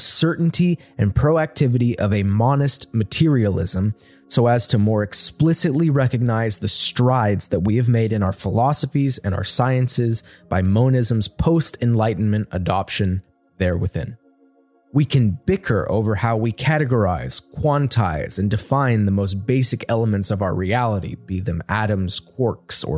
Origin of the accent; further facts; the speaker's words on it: United States; my home country of the United States